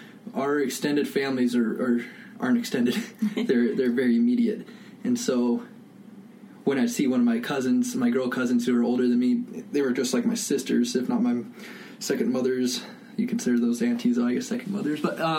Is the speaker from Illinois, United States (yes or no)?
no; Petersburg, Alaska, United States; born or raised there